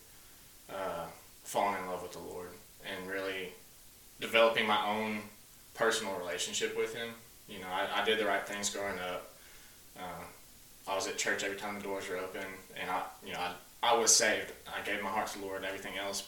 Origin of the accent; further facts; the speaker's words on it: Searcy, Arkansas, United States; I was born and raised in Searcy, Arkansas, right here in good old rural Arkansas.